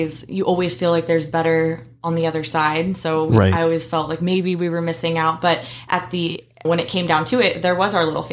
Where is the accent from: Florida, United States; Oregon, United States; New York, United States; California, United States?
Oregon, United States; Roseburg; I was born in Roseburg, Oregon, and we started attending Victory Baptist Church